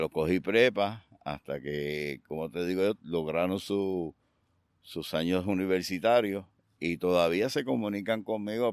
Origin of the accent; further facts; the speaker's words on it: Aguada, Puerto Rico; yo soy natural de Aguada, del barrio Espinal de Aguada